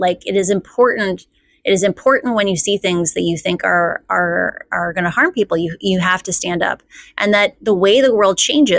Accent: Midwest, United States; Like I grew up in the Midwest. It's like we have a lot of like Scandinavian culture of like you don't think you're special.

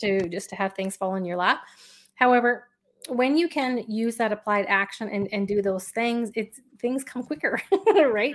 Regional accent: Canada; I'm Canadian, so hockey's a big thing here

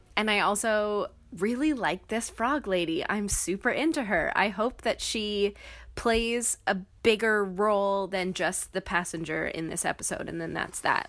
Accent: Canada; by being Canadian

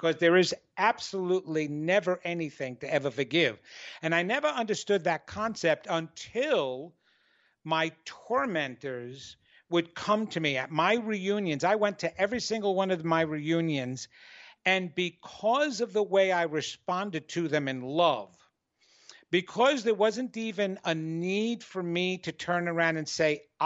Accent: New York, United States; I'm arrogant from New York and Italian

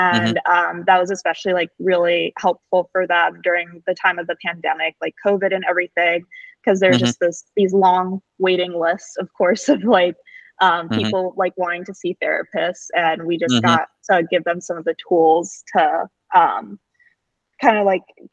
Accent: New Jersey, United States; moved away as an adult; now in Vermont, United States; I'm from New Jersey. I've lived in New Jersey pretty much my whole life.

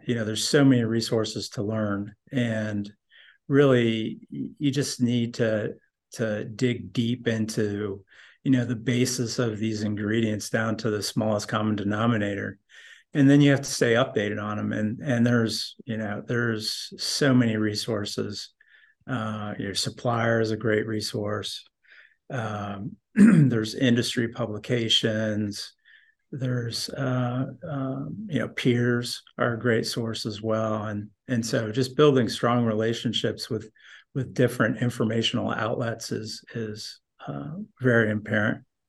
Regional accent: northern Indiana, United States; moved away as an adult; also born or lived in Colorado; I grew up in Indiana, northern

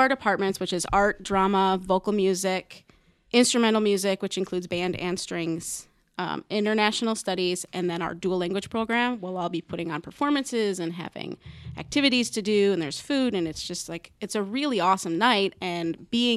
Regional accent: Wisconsin, United States; moved away as an adult; now in Omaha, United States; I'm not from Omaha originally. I'm from Wisconsin.

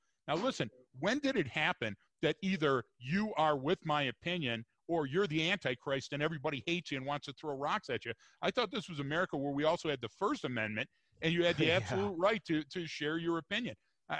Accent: West Virginia, United States; you can tell by my accent and I can tell by your accent that we're both from somewhere in West Virginia, right?

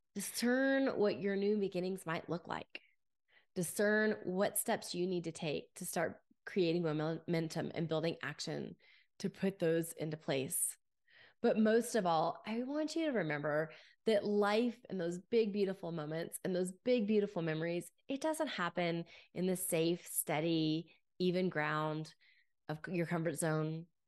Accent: Grapevine, Texas, United States; As a young girl, I grew up in Grapevine, Texas

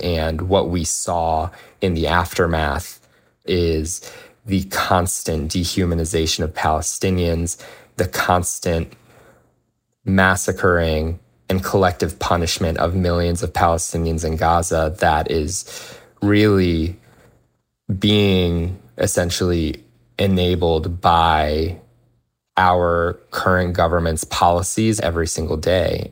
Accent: United States; I was born and raised in the United States

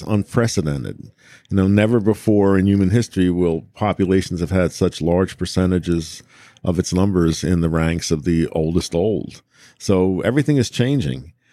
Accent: United States; an American

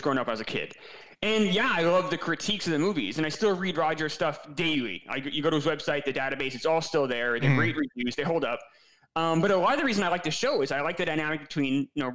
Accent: New York, United States; I'm from New York

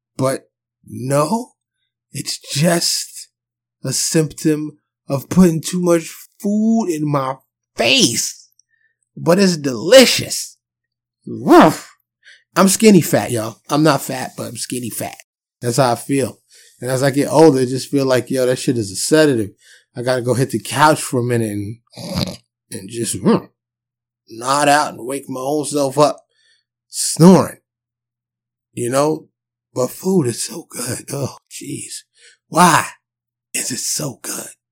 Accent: New York City, New York, United States; moved away as an adult; also born or lived in Dallas suburb, Texas; now in Dallas, United States; I'm born and raised in New York City, but I live in Texas now

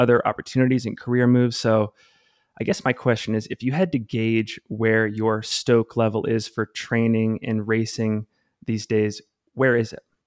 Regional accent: Salt Lake City, Utah, United States; based here in my hometown, Salt Lake City, Utah

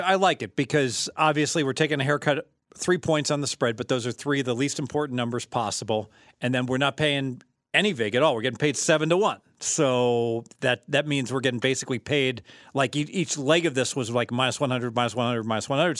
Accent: Dayton, Ohio, United States; now in Las Vegas, United States; I'm from Dayton, Ohio.

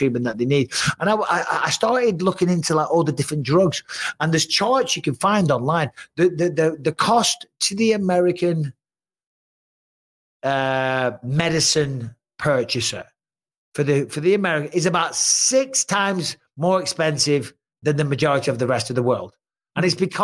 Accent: England, United Kingdom; now in United States; being English

